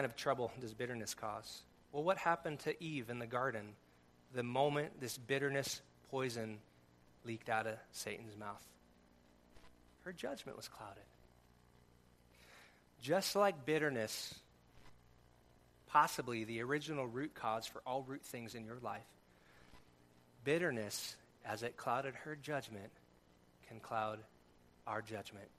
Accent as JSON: {"language": "English", "region": "California", "country": "United States", "tie": "born or raised there", "said": "We grew up in California, surf club at the school."}